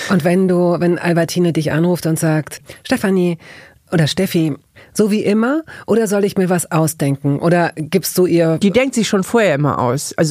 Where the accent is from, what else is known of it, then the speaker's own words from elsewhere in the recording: Hamburg, Germany; Also ich bin ja in Hamburg aufgewachsen, in Hamburg-Wellingsbüttel